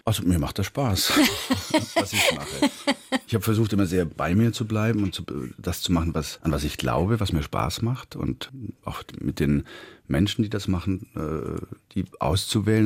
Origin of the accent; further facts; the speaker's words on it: Swabia, Germany; ich komme ja aus dem Schwäbischen